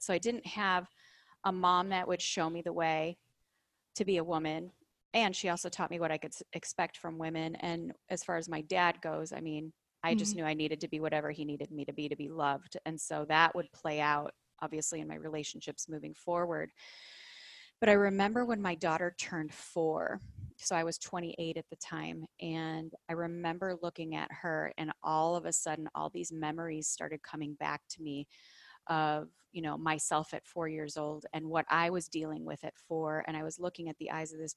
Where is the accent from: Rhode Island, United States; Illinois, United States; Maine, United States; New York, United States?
Illinois, United States; Chicago; I grew up in the Midwest of Chicago, Illinois